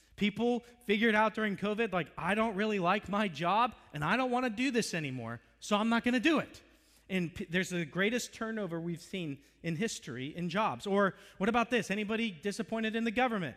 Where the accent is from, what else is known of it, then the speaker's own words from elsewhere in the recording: Florida, United States; moved away as an adult; also born or lived in Virginia; I'm from Florida